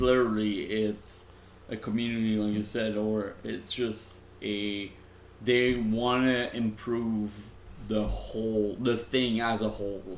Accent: Laval, Quebec, Canada; Laval, which was my hometown.

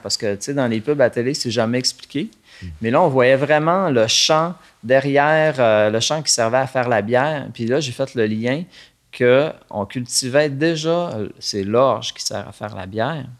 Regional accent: Saint-Félicien, Quebec, Canada; je suis né ici à Saint-Félicien, euh, dans un milieu rural sur euh, la ferme de mes parents

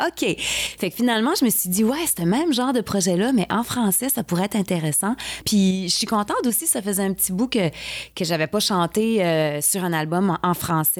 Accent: New Brunswick, Canada; je viens du Nouveau-Brunswick

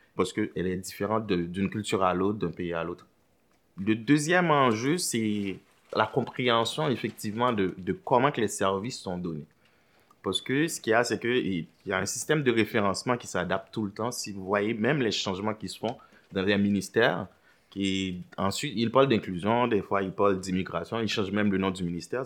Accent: Port-au-Prince, Ouest, Haiti; moved away as an adult; now in Montreal, Canada; je suis originaire d'Haïti. Je suis né à Port-au-Prince

